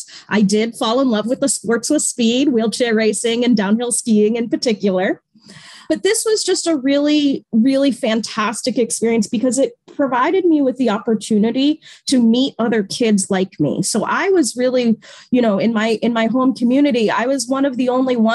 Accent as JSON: {"language": "English", "town": "Natick", "region": "Massachusetts", "country": "United States", "tie": "born or raised there", "moved": "yes", "said": "So I grew up in Natick, Massachusetts, which is 20 minutes west of Boston"}